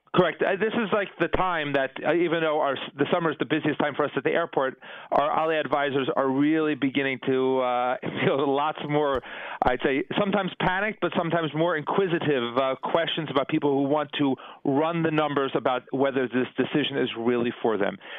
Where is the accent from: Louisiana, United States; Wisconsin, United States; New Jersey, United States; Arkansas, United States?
New Jersey, United States; moved away as an adult; now in Jerusalem, Israel; I grew up in I grew up in New Jersey